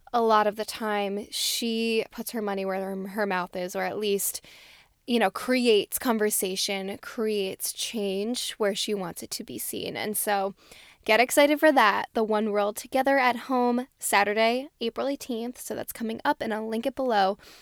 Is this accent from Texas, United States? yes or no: no; New Jersey, United States; I'm from New Jersey